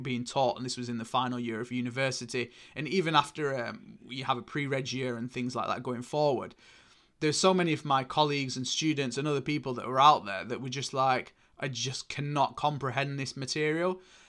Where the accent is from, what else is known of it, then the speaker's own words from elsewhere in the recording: Oldham, North West England, United Kingdom; accent: northern; selling shoes and random bits in clothing in Oldham. You can probably tell hence from my northern accent here.